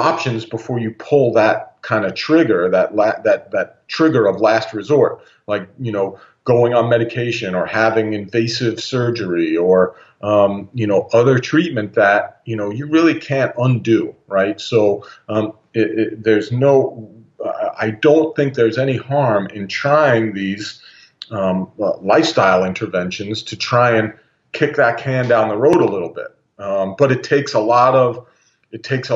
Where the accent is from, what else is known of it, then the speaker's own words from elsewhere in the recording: United States; I grew up in the States for, you know, 50 years